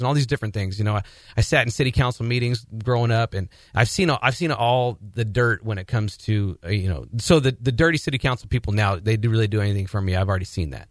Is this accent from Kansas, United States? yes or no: no; Portland, Oregon, United States; my background is that I'm originally from Portland, Oregon.